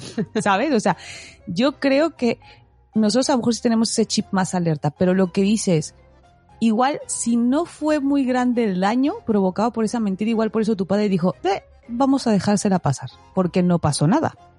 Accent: Mexico; como dicen en mi tierra, el nopal pegado en la frente, más cara de, de, mexicana no puedo tener

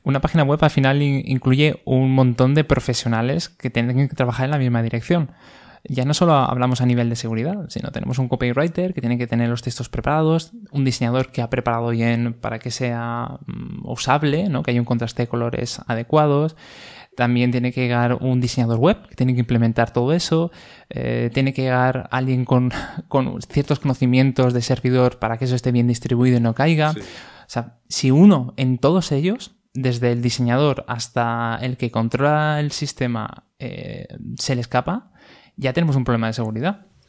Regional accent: Valencia, Valencian Community, Spain; somos de Valencia

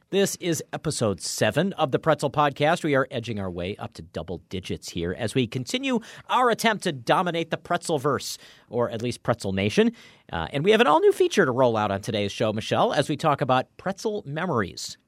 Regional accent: East Coast, United States; moved away; growing up on the East Coast.

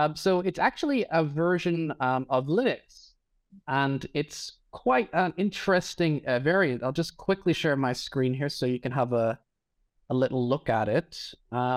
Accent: Northern Ireland, United Kingdom; moved away as an adult; now in Berlin, Germany; I'm originally from Northern Ireland, but I've lived in Berlin for about the last 8 years or so.

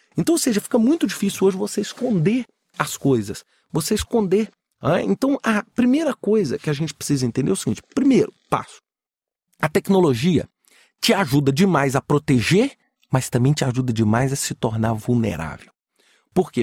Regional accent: Minas Gerais, Brazil; Eu sou mineiro

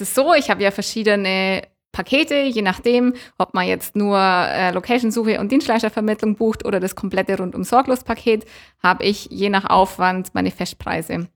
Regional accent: Allgäu, Bavaria, Germany; wir sind Allgäuer

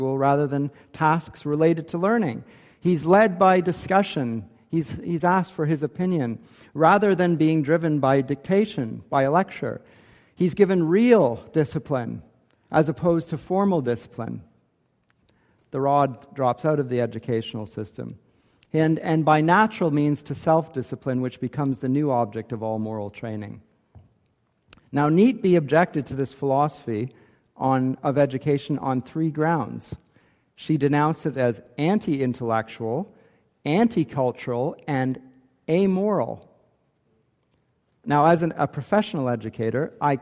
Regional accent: Canada; Maybe I'm too Canadian

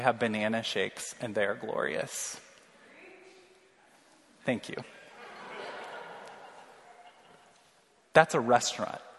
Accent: Missouri, United States; now in North Liberty, United States; I'm from Missouri

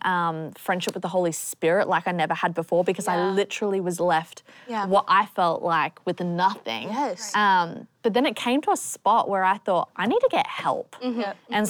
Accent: Australia; moved away; I sound different. I'm from Australia

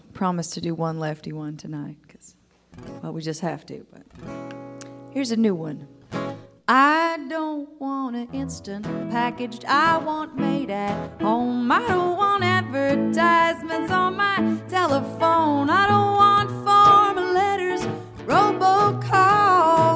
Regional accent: Minnesota, United States; now in Austin, United States; I'm originally from Minnesota

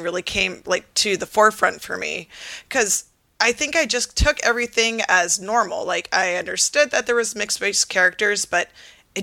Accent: Seattle, Washington, United States; I grew up in Seattle, which is predominantly white

